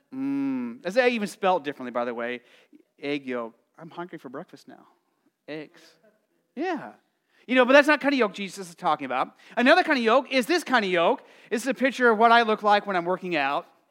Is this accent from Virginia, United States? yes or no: no; Arizona, United States; growing up in Arizona, it felt like you were in an oven